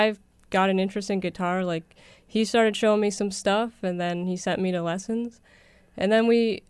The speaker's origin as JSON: {"language": "English", "town": "Hamilton", "region": "Ontario", "country": "Canada", "tie": "born or raised there", "said": "I'm from the Hamilton Beach. I mm-hmm. lived there my whole"}